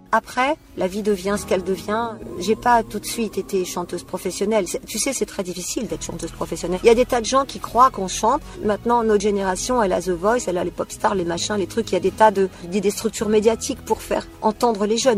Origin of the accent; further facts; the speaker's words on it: Méru, Hauts-de-France, France; now in Bourg-en-Bresse area, France; je suis née en Picardie, alors dans un super petit village tout pourri qui s'appelle Méru